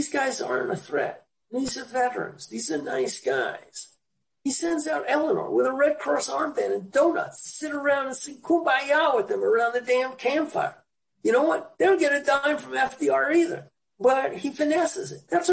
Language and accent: English; New York City, New York, United States; moved away as an adult; also born or lived in Chicago; now in California, United States; I grew up in the Bronx where we all did ethnic humor.